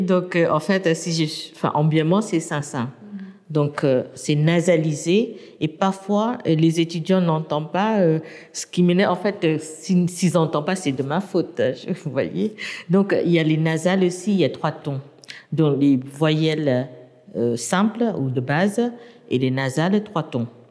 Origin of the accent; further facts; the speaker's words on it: Yangon, Yangon Region, Myanmar; French is a second language; moved away as an adult; also born or lived in United States; now in France; j'ai grandi à Rangoon